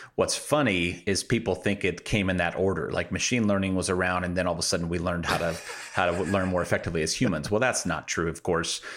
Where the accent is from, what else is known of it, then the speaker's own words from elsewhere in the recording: Midwest, United States; I'm from the Midwest